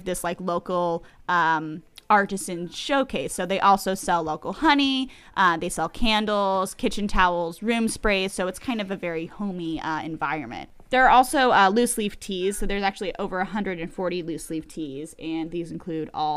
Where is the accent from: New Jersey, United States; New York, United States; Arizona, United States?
New Jersey, United States; Pennington; my local business in my hometown of Pennington, New Jersey, Central New Jersey.